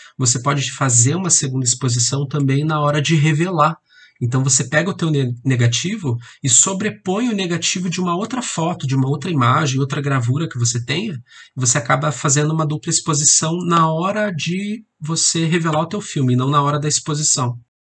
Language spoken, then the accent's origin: Portuguese; Curitiba, Paraná, Brazil; eu sou aqui de Curitiba